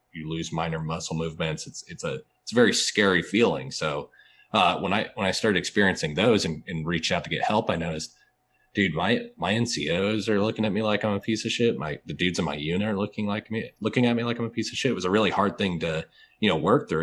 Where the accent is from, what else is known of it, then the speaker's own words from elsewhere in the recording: Atlanta, Georgia, United States; also born or lived in Fort Benning, Georgia; I'm actually from Atlanta